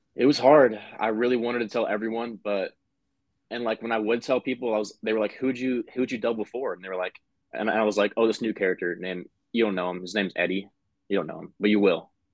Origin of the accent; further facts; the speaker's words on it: Omaha, Nebraska, United States; we're from Omaha, Nebraska